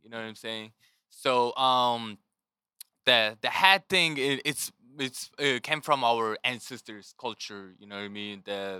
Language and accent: English; Mongolia; moved away as an adult; also born or lived in North Dakota / Colorado / Kansas City; now in United States; So for growing up in Mongolia was my childhood was pretty like ordinary kid in Mongolia